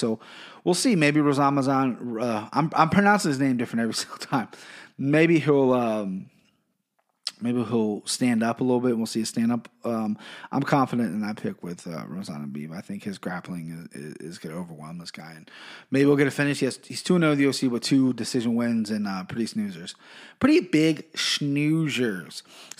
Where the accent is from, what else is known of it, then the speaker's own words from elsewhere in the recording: Siberia, Russia; English is a second language; If I offended you, if you're not from that country, but, you know, I'm from Siberia, not Russia, whatever. I'm going to have trouble pronouncing their names.